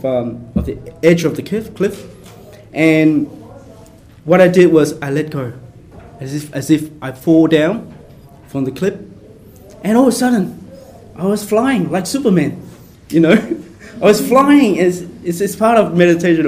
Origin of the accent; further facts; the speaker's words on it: Brisbane, Queensland, Australia; I grew up in Brisbane